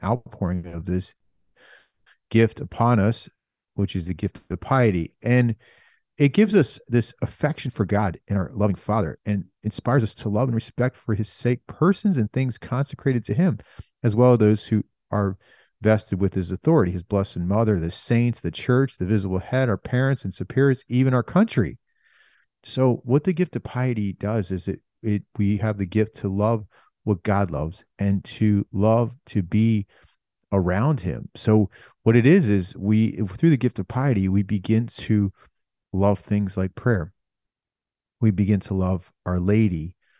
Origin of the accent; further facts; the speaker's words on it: United States; we're Americans